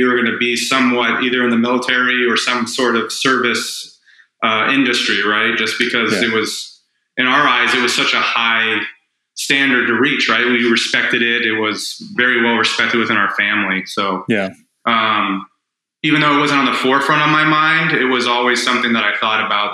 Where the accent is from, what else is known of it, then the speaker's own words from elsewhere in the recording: Orange County, California, United States; moved away; I grew up in Orange County